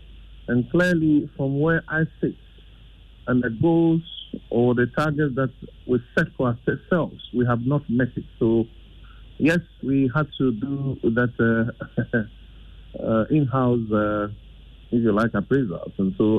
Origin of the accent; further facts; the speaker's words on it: Greater Accra, Ghana; I'm from Ayama so Central, and my assembly has also not been doing well in maintaining circle and its environment.